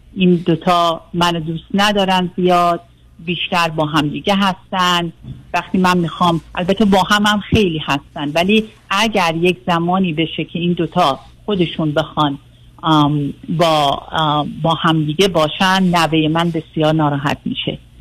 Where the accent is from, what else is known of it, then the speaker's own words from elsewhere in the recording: Iran; moved away as an adult; also born or lived in Singapore; now in United States; من 20 سالم بود که از ایران اومدم بیرون